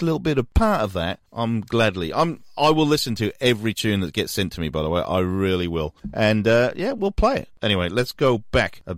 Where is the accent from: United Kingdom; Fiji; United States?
United Kingdom; Newport, Wales; Newport, my hometown